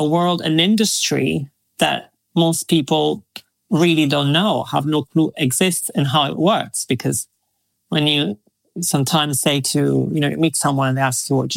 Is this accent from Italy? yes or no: yes; Verona, Veneto, Italy; moved away as an adult; also born or lived in Miami / Milan; I grew up in a very, very beautiful Shakespearean town called Verona.